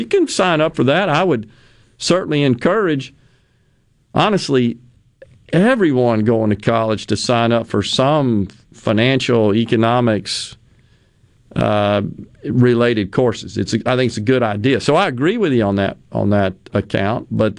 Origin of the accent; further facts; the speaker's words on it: Okinawa, Japan; When I was growing up in Okinawa, we had typhoons spun the opposite way from a hurricane